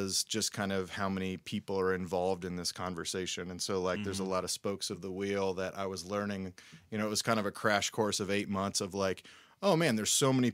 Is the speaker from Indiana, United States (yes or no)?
no; Cincinnati, Ohio, United States; moved away as an adult; now in Nashville, United States; I'm from Cincinnati originally